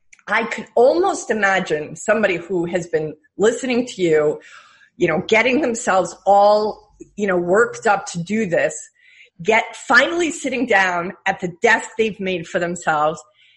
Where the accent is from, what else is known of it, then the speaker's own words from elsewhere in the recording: New York, United States; you know, I'm a New Yorker at heart, right?